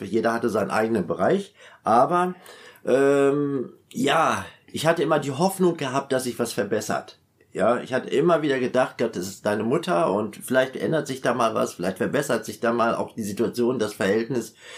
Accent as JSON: {"language": "German", "town": "Münster", "region": "North Rhine-Westphalia", "country": "Germany", "tie": "born or raised there", "said": "bin in Münster aufgewachsen. Ich komme ursprünglich aus Münster in Westfalen"}